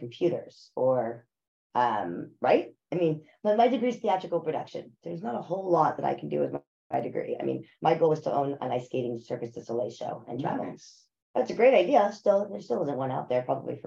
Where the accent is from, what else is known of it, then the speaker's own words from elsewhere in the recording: North Carolina, United States; I was actually from North Carolina